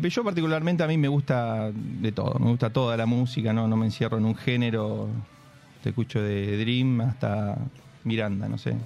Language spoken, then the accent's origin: Spanish; Santa Rosa, La Pampa, Argentina; moved away as an adult; soy de, La Pampa, soy del interior de Santa Rosa, vine hace ocho años